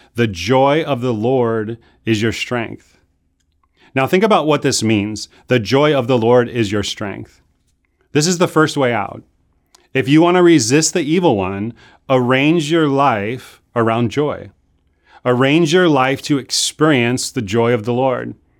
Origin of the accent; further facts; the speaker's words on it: Chicago, Illinois, United States; moved away; I grew up in Chicago